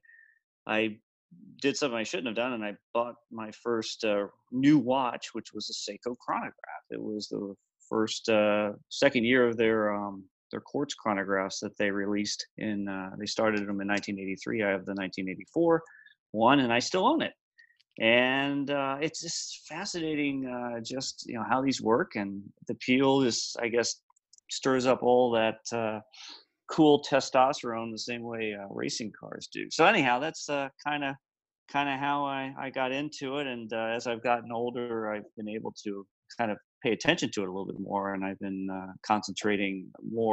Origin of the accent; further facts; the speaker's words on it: Atlanta, Georgia, United States; I grew up around Atlanta, so we used to do track days at Road Atlanta